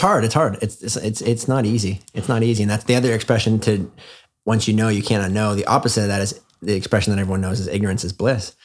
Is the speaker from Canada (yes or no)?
yes; Canada; I'm from Canada.